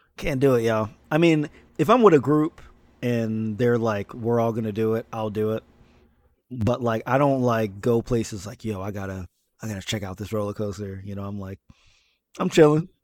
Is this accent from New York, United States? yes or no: yes; New York area, United States; growing up in the New York area, I would go to Coney Island